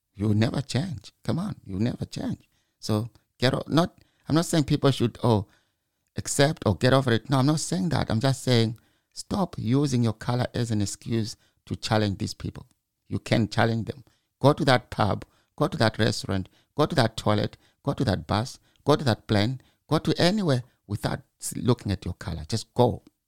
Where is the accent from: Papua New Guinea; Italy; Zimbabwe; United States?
Zimbabwe; moved away as an adult; now in United Kingdom; I'm from Zimbabwe. Maybe because I was born in the village